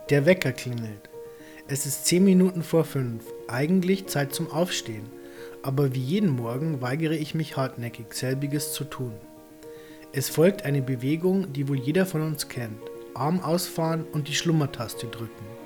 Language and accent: German; Thuringia, Germany; moved away as an adult; Ich stamme aus Deutschland, genauer gesagt aus Thüringen.